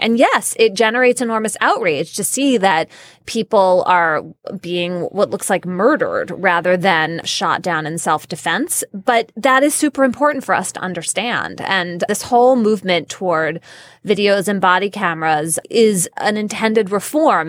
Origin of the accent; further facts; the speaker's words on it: United States; American citizens